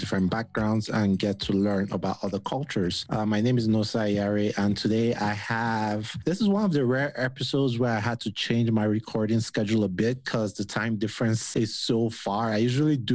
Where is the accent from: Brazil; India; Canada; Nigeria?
Nigeria; moved away as an adult; now in United States; I'm Nigerian, right? And I just moved to the US like 4 years ago.